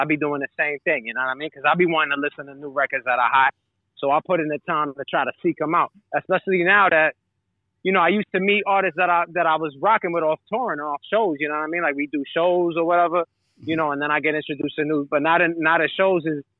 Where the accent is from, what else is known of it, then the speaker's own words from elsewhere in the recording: New York City, New York, United States; I grew up in New York City in the 80s